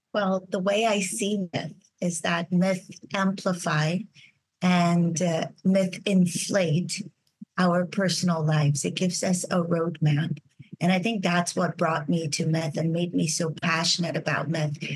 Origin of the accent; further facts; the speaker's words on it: Brazil; moved away as an adult; I was raised in Brazil.